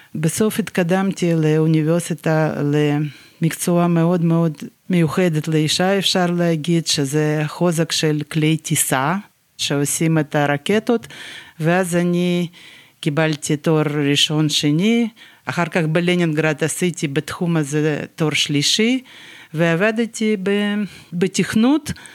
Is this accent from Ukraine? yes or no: yes; Dnipro, Dnipropetrovsk Oblast, Ukraine; Hebrew is a second language; moved away as an adult; also born or lived in Yaroslavl, Russia / England / Rehovot, Israel / Ashdod, Israel; now in Beit El; ככה עברנו לדניפרופטרובסק, ייסדנו את המפעל הזה, ונשארנו שם